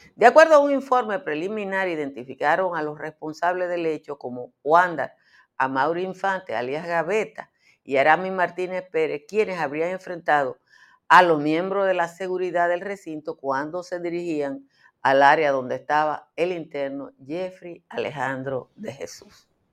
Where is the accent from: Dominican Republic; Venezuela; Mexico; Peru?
Dominican Republic; como dominicana